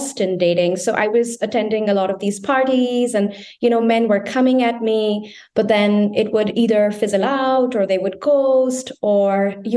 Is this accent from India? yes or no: yes; India; moved away as an adult; also born or lived in Berlin, Germany / Geneva, Switzerland; now in Bonn, Germany; I was born and brought up in India